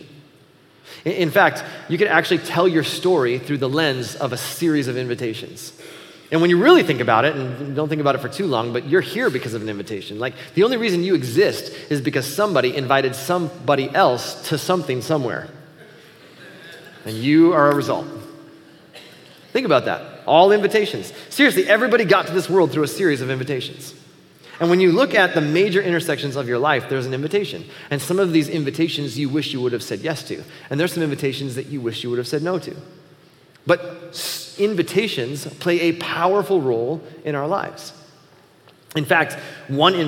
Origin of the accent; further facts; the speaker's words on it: Buffalo, United States; moved away as an adult; also born or lived in Chicago; growing up in Buffalo